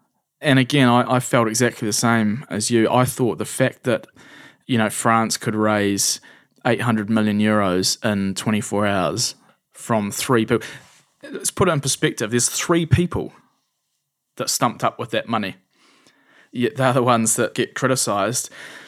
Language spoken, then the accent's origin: English; India; I spent a lot of time growing up in India, and I have a really strong connection with that country.